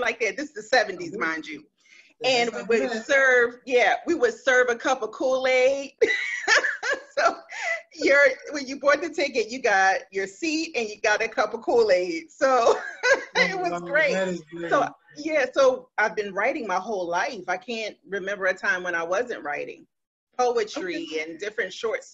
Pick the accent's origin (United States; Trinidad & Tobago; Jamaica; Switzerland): United States; Philadelphia, Pennsylvania; now in South Jersey, United States; I'm from Philadelphia, North Philly, to be specific, born and raised in Philly. I live in South Jersey now